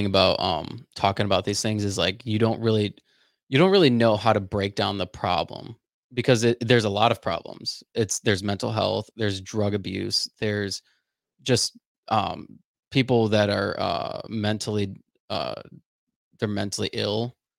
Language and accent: English; West Palm Beach, Florida, United States; I'm originally from West Palm Beach and Florida.